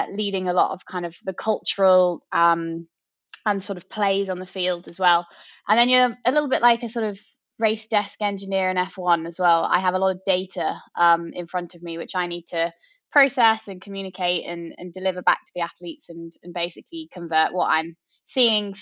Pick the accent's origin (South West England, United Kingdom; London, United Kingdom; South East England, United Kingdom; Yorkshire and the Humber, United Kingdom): South East England, United Kingdom; Oxfordshire; I grew up in Oxfordshire